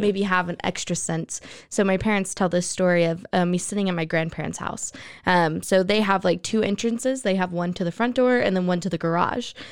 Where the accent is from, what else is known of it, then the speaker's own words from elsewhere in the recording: West Texas, United States; I grew up in West Texas, where there was nothing but dirt